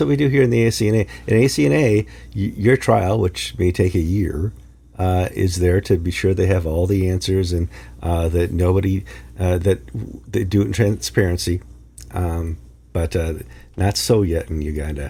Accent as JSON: {"language": "English", "region": "Midwest", "country": "United States", "tie": "born or raised there", "said": "I was brought up in the Midwest"}